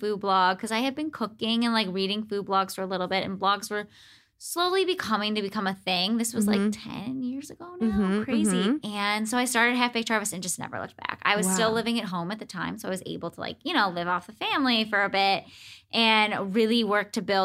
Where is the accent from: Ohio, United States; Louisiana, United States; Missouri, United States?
Ohio, United States; Cleveland; moved away; I'm from Cleveland originally